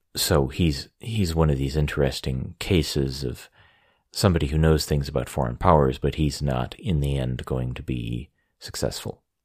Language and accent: English; United States; moved away as an adult; also born or lived in Beijing, China